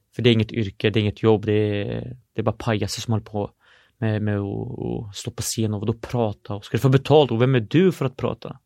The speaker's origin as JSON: {"language": "Swedish", "town": "Norrköping", "region": "Östergötland", "country": "Sweden", "tie": "born or raised there", "also_born_or_lived": "Syria"}